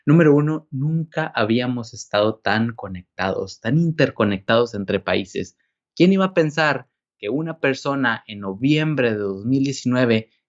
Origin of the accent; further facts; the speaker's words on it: Mexico; yo crecí en México, estuve trabajando algunos años en Chiapas Rural como médico.